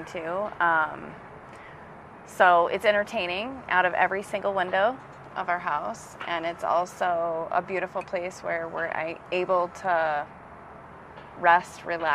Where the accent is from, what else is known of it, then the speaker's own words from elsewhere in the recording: Wyoming, United States; moved away as an adult; also born or lived in Portland, Oregon; now in Denver, United States; I'm fifth generation from Wyoming, and I moved to Colorado when I was 18. I've lived a couple different places in Colorado. I lived in Portland, Oregon, but I've been in Denver for the last 8 years.